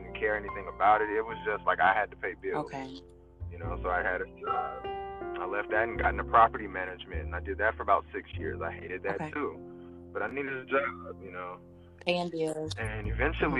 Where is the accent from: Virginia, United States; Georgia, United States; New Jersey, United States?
Georgia, United States; Fairburn; I grew up south of Atlanta in a city called Fairburn, Georgia